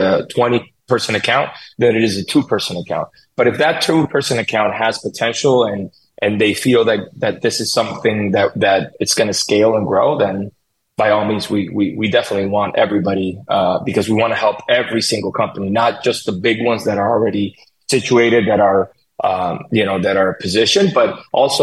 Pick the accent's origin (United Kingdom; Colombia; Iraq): Colombia; English is a second language; moved away as an adult; now in United States; I was born and raised in Colombia. I came here when I was 24.